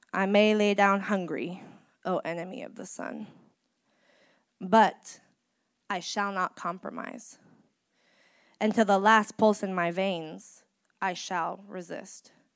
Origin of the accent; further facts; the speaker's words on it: Bay Area, California, United States; Growing up here in the Bay Area